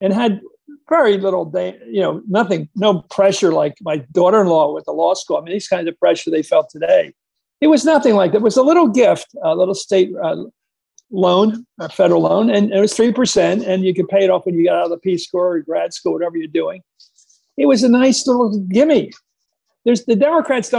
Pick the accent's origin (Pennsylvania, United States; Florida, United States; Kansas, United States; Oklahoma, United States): Pennsylvania, United States; when I was growing up in Pennsylvania